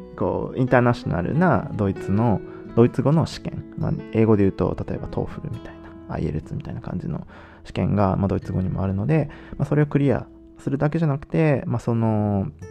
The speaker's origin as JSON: {"language": "Japanese", "country": "Japan", "tie": "born or raised there", "also_born_or_lived": "Nagoya / Germany", "moved": "as an adult", "lives_now": "Netherlands", "said": "日本でもちろん生まれ育って"}